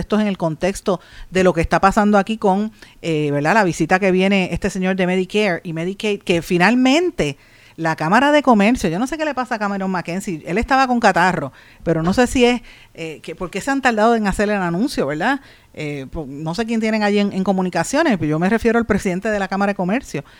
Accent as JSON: {"language": "Spanish", "country": "Puerto Rico", "said": "representando a nuestro país"}